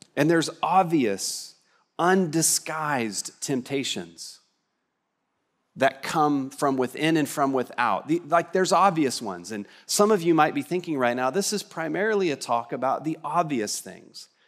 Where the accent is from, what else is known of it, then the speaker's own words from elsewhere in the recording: West Texas, United States; I'm from West Texas